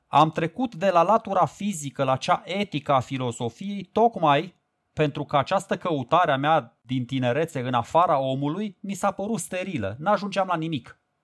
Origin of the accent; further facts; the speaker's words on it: Romania; pentru noi românii